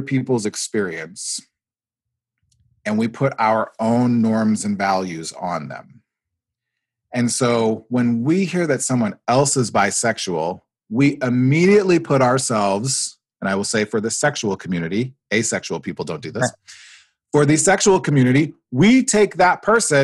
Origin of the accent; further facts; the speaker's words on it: Nebraska, United States; moved away as an adult; also born or lived in Iowa; I grew up in Nebraska. I did my undergrad in Iowa